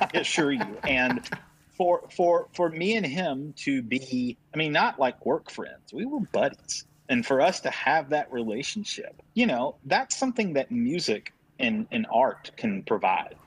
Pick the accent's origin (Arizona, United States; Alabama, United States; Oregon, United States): Alabama, United States; Tuscaloosa; also born or lived in Shoals area, Alabama; I grew up in Tuscaloosa